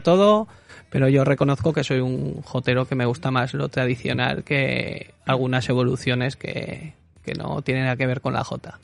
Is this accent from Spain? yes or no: yes; Cera, Aragon, Spain; now in Zaragoza, Spain; en Cera que es mi pueblo, pues se ha cantado mucho